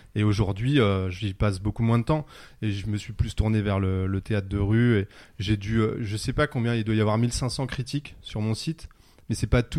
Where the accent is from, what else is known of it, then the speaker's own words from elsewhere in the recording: Pantin, Île-de-France, France; on est au cœur de Pantin, là où j'ai grandi